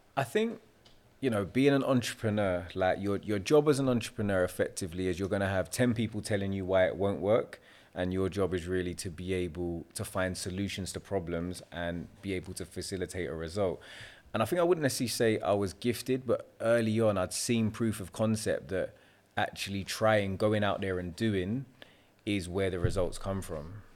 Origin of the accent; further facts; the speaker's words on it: London, United Kingdom; I'm naturally a Londoner, London, South Londoner, born and bred. I've always lived there my entire life